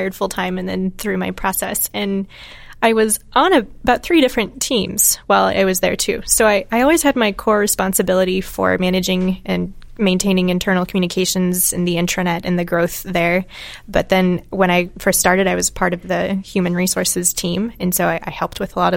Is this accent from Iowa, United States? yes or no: yes; Manilla, Iowa, United States; I grew up in Western Iowa, outside of a town called Manila.